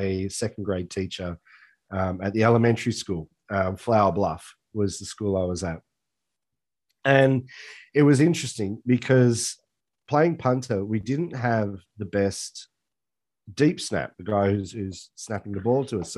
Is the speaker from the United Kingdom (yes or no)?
no; Australia; I'm an Aussie.